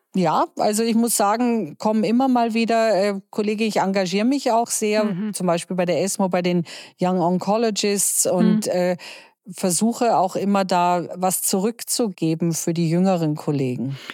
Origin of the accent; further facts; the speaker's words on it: Germany; bei uns in Deutschland